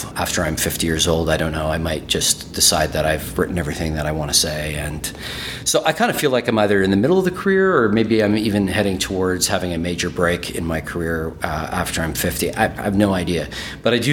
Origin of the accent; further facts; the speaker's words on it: Winnipeg, Manitoba, Canada; first language German; English is a second language; moved away as an adult; also born or lived in Toronto / Edmonton; I'm from Winnipeg, but when I moved to Toronto, and I was living in Toronto for a while